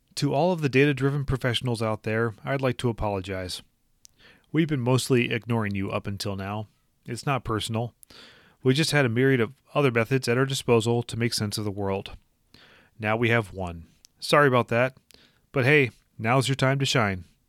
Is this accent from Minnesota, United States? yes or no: yes; Minnesota, United States; my home state of Minnesota